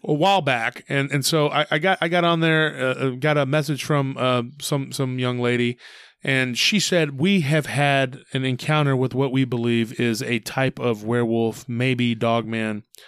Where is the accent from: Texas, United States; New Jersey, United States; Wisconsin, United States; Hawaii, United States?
Texas, United States; Taylor; we used to ship a lot of cotton out of my hometown.